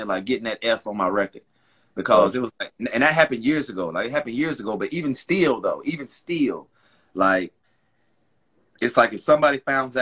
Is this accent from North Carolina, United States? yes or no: yes; Charlotte, North Carolina, United States; Born and raised in Charlotte, North Carolina